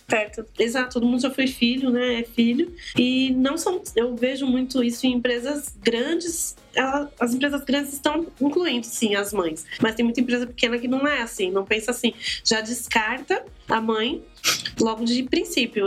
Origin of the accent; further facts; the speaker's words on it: São Paulo, Brazil; moved away as an adult; now in Guarulhos, Brazil; eu sou do Capão Redondo, hoje eu moro em Guarulhos, mas eu sou do Capão Redondo, gente. Então, assim, eu morei lá até os 23 anos